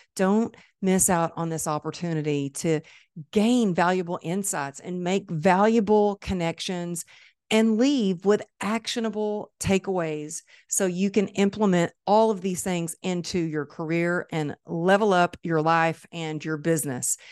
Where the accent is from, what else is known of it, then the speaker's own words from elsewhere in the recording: Dallas, Texas, United States; It's my hometown